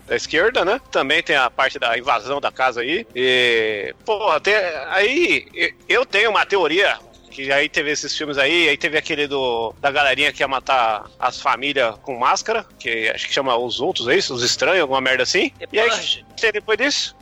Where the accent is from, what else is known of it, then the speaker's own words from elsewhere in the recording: Brazil; a gente é do Brasil